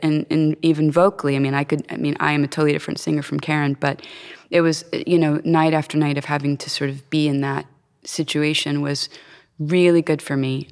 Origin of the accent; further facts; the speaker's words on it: Florida, United States; moved away as an adult; also born or lived in Cincinnati; I was born and raised in Florida